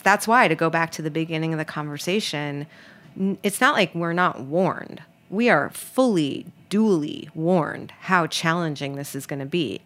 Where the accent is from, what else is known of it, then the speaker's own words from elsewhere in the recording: New York, United States; moved away; I'm from New York